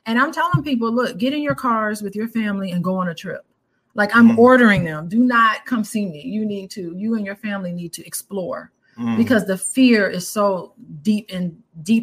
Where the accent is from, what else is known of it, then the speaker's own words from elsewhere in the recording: Illinois, United States; I was from Illinois